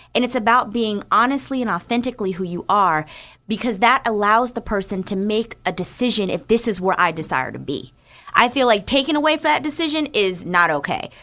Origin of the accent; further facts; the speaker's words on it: New Jersey, United States; I grew up in New Jersey